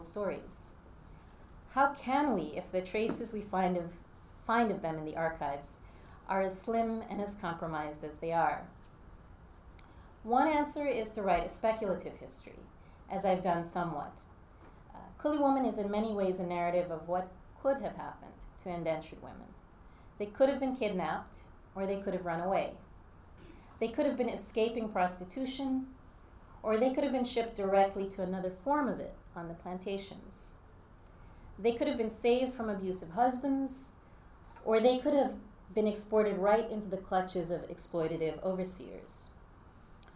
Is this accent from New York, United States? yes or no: no; Jersey City, New Jersey, United States; also born or lived in Guyana; I grew up in Jersey City